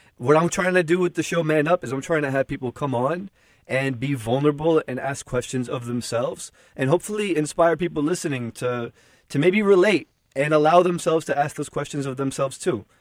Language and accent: English; Newark, New Jersey, United States; I grew up in Newark, New Jersey